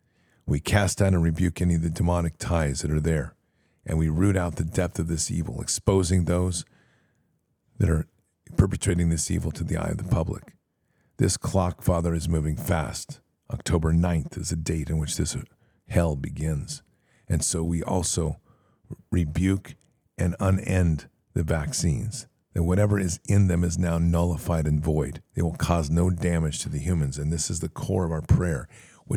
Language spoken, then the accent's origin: English; Texas, United States; also born or lived in Tennessee; I have moved back to my hometown in Texas from Tennessee, where the diagnosis of 2022 was.